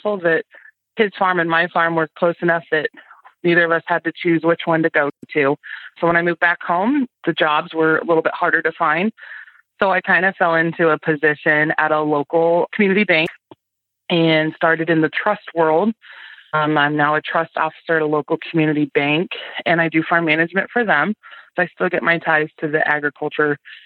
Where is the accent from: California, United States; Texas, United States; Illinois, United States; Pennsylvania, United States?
Illinois, United States; near Galesburg, West Central; I am from West Central Illinois, over by Galesburg, Illinois. I grew up on a corn and soybean farm